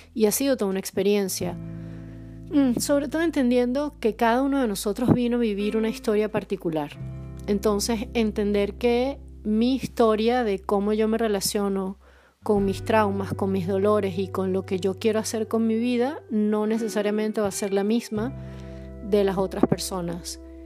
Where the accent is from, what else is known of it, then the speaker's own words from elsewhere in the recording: Caracas, Capital District, Venezuela; also born or lived in southern Poland; now in Poland; soy caraqueña y grabo desde el sur de Polonia